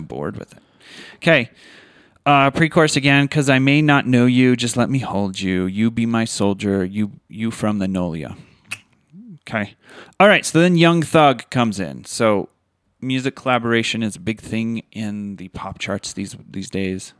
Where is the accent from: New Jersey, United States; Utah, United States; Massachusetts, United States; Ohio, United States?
Utah, United States; we are from Utah